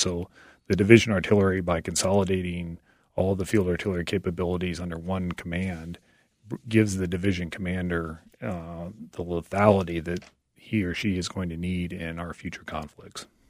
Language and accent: English; Iowa, United States; I joined the Iowa National Guard, uh, back in the mid-nineties, and my hometown unit happened to be an artillery unit